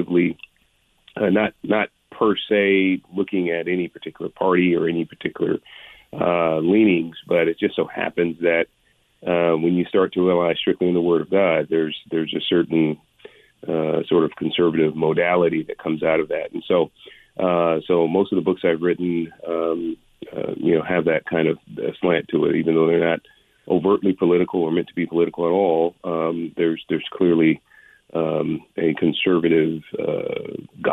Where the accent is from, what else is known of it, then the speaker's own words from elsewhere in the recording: San Francisco, California, United States; also born or lived in San Jose; I was born in Hunters Point in San Francisco, which is project housing. I was born into abject poverty in the 1960s. And so I was and then by the time I was eight, we moved to a lower middle class community, still in San Francisco.